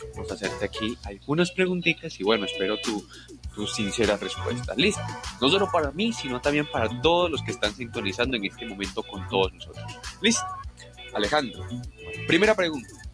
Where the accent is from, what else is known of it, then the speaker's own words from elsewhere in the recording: Medellín, Antioquia, Colombia; yo soy una paisa que desde muy chiquita vio la creación del metro de Medellín